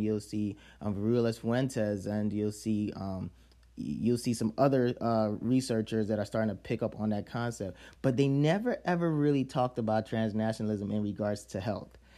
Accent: Chicago, Illinois, United States; also born or lived in Nigeria; Chicago 'cause that's where I grew up

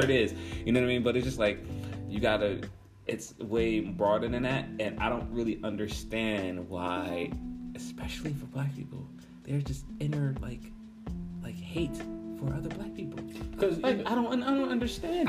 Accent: United States; I can be from America

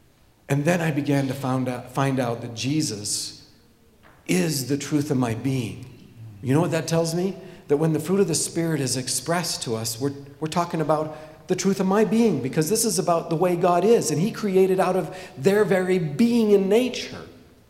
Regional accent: Papua, Indonesia; So, when I was a child, I grew up in Irianjaya, a couple of valleys away from Tom City Makasibanyo, by the way.

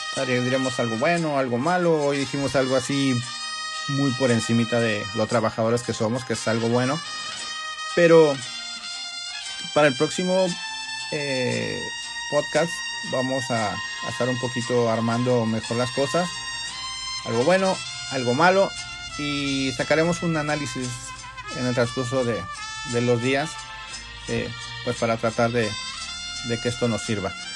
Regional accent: Mexico; nosotros como mexicanos

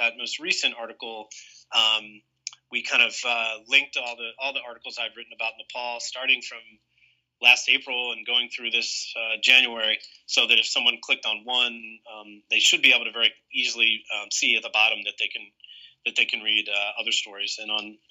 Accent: United States; as an American

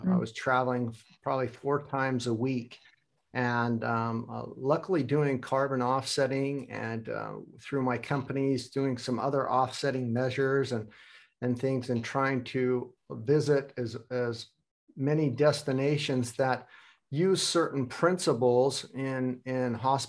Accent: United States; now in Hamburg, Germany; And you both know that I'm from the United States and living in Hamburg, Germany.

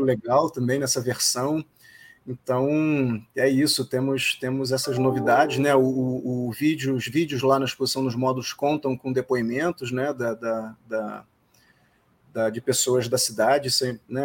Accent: Rio de Janeiro, Brazil; a gente é do Rio

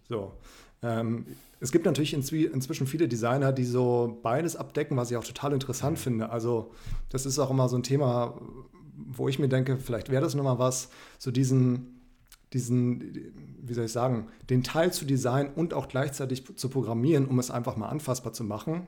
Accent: Frankfurt, Hesse, Germany; moved away; ich komme ursprünglich aus Frankfurt

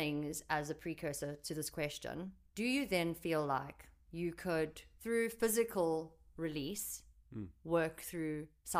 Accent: United Kingdom; Yeah, I'm British on me mum.

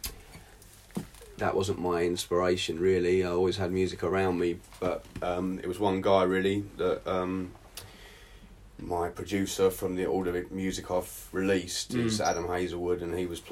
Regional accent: Southend-on-Sea, East of England, United Kingdom; now in Portugal; South End, Essex

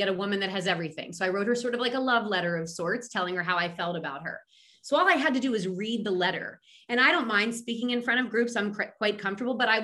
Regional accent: Philadelphia, Pennsylvania, United States; I'm a girl from Philadelphia.

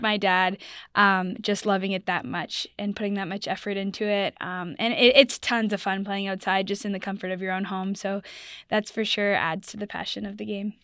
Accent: Burlington, Ontario, Canada; moved away; also born or lived in Ohio, United States; I'm Canadian, I'm from Toronto, or Burlington, Ontario, uh, near Toronto

